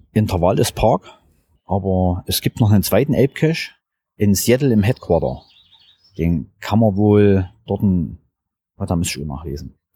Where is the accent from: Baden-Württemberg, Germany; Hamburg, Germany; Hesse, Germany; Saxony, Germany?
Saxony, Germany; Crimmitschau; G10 ist 614. Ich komme aus Grimmitschau in Sachsen.